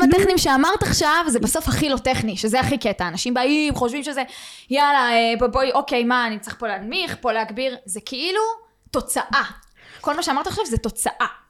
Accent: Beersheba, Southern District, Israel; אני מגיעה מבאר שבע

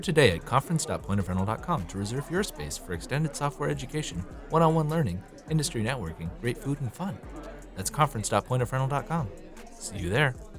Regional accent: Southern California, United States; also born or lived in Washington; I grew up in mostly in Southern California. I was actually born in Washington, but at, when I was a toddler, we moved down to Southern California.

